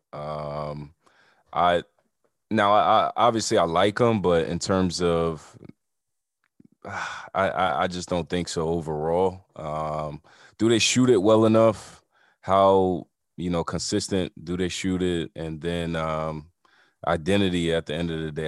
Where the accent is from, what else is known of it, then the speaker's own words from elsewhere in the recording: Scotch Plains, New Jersey, United States; North Jersey, man. I'm from Scotch Plains